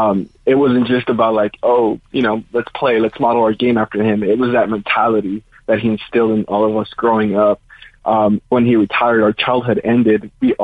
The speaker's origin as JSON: {"language": "English", "town": "Los Angeles", "region": "California", "country": "United States", "tie": "born or raised there", "said": "We grew up in South Central, and for us, it was tough."}